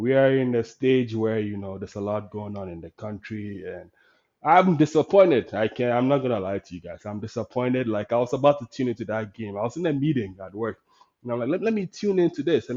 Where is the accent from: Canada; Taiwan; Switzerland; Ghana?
Ghana; accent: West African; moved away; as a Ghanaian